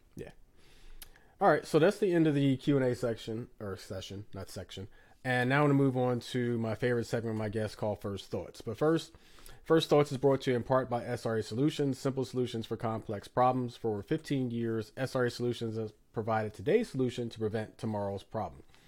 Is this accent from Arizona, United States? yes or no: no; Philadelphia, Pennsylvania, United States; it's my hometown. Listen, I love Philly